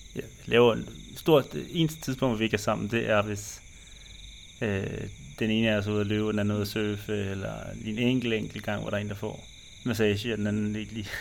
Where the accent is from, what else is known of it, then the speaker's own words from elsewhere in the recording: Denmark; moved away as an adult; Når vi er hjemme i Danmark